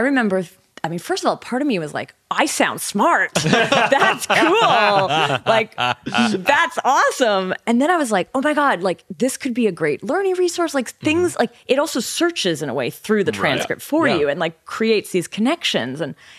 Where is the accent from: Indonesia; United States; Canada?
Canada; accent: generic North American; I think I have sort of a generic North American accent, but I am from Canada.